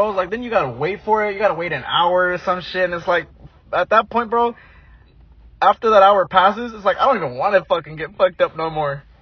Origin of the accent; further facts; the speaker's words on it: Oregon, United States; up in Oregon, bro.